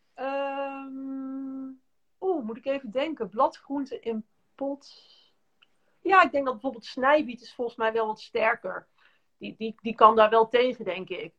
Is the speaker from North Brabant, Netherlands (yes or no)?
yes; North Brabant, Netherlands; moved away as an adult; ik kom oorspronkelijk uit Brabant en we hadden een hele grote tuin.